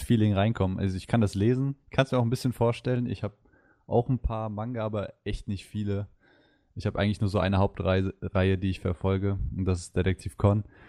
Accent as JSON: {"language": "German", "town": "Mainz", "region": "Rhineland-Palatinate", "country": "Germany", "said": "ich komme aus Mainz, bin 20"}